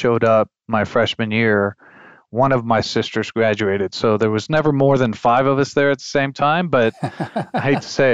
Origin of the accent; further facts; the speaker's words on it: Chile; moved away; also born or lived in Texas; growing up in Chile